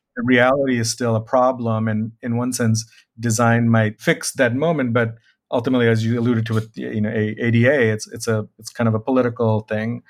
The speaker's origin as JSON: {"language": "English", "country": "Bangladesh", "said": "I am from Bangladesh"}